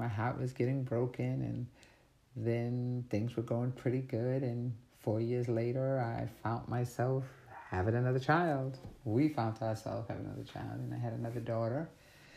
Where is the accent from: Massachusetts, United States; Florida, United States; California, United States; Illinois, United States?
Massachusetts, United States; Canton; also born or lived in Boston, Massachusetts / Brockton, Massachusetts; we moved from Canton as a teenager to Brockton